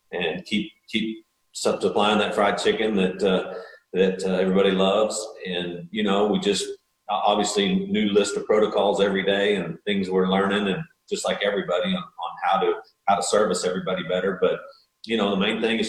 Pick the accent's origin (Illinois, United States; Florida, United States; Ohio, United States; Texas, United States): Texas, United States; I grew up in Texas